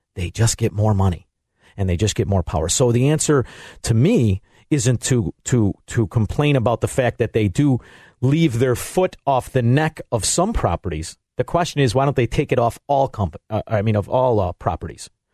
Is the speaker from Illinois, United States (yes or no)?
yes; Melrose Park, Illinois, United States; growing up in Melrose Park